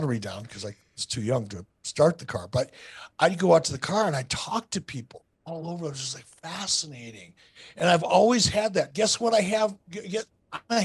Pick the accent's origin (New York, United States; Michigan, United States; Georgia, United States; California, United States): Michigan, United States; Detroit; When I was a little kid growing up in Detroit